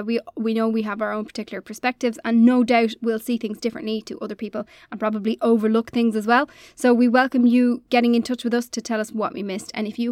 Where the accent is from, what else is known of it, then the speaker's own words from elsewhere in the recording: Ireland; accent: southern; for us being Irish